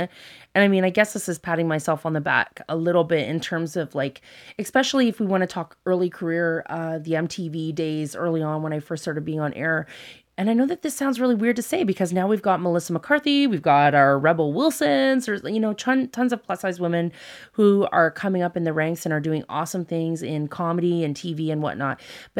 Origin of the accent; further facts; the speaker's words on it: Canada; So I always say I'm very grateful for where we were born and raised in Canada.